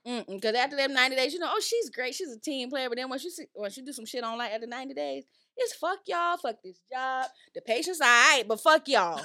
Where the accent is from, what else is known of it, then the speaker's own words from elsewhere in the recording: Florida, United States; now in Georgia, United States; growing up in Florida